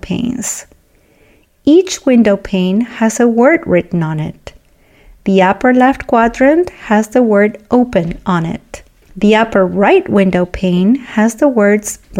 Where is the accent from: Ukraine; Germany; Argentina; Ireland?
Argentina; moved away; I was born and raised in Argentina